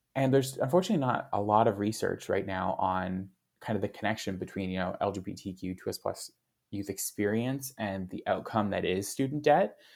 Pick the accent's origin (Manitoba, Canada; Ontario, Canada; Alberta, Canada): Alberta, Canada; Calgary; moved away as an adult; now in Edmonton, Canada; I grew up in Calgary. Why I left Calgary and came to Edmonton